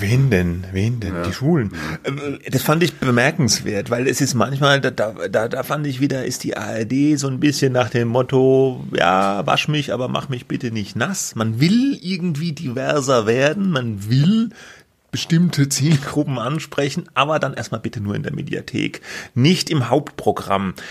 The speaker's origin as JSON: {"language": "German", "region": "Baden-Württemberg", "country": "Germany", "accent": "Badisch", "said": "ich muss an diesem badischen Dialekt arbeiten"}